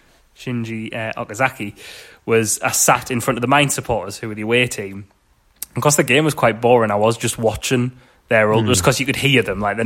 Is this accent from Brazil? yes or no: no; United Kingdom; It's such a, as a British football fan, it's such an alien thing to see